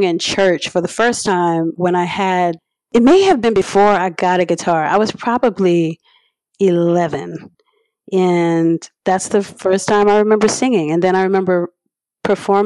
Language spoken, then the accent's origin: English; Harvey, Louisiana, United States; born or raised there